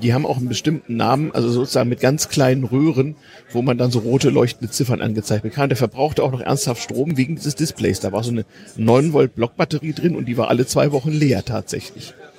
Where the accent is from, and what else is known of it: GDR, East Germany, Germany